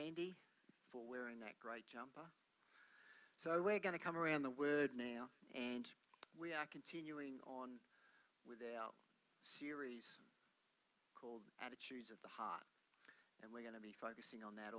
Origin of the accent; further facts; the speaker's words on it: Melbourne, Victoria, Australia; when I was growing up in Melbourne